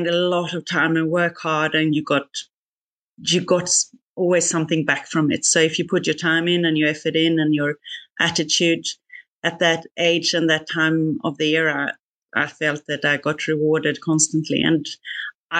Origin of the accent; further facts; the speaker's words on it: Sweden; moved away as an adult; also born or lived in Singapore; now in Australia; I'm not Australian from the beginning. I'm Swedish. Moved from Sweden to Singapore first in banking